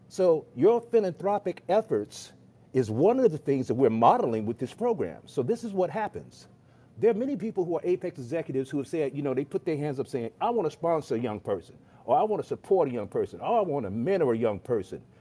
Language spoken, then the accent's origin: English; Chicago, Illinois, United States; moved away; I'm from Chicago, and I'm actually on my way to Chicago right now to see my mother